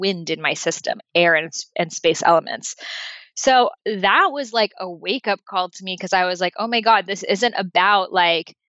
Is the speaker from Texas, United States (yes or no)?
no; Boston, Massachusetts, United States; I grew up in Boston